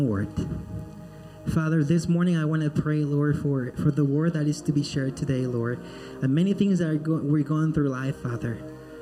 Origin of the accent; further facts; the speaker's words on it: Peru; now in Florida, United States; I am originally from Peru, born and raised in Peru.